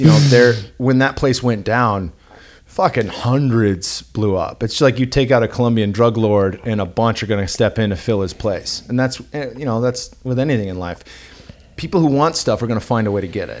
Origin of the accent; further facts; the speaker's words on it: the Bay Area, California, United States; now in Austin, United States; I grew up in the Bay Area and had just moved to Austin